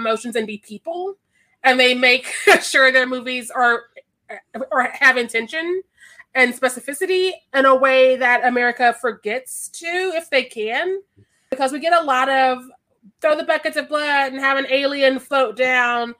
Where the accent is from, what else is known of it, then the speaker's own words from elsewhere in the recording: Kansas City, Missouri, United States; also born or lived in Chicago; I'm also from Kansas City, Missouri